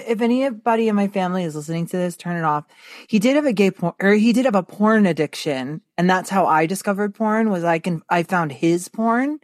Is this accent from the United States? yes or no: yes; Texas, United States; I was born in Texas